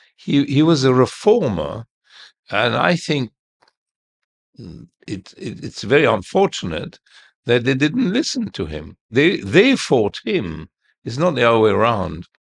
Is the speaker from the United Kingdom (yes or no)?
no; Heliopolis, Cairo Governorate, Egypt; I was born in Heliopolis in, in our house.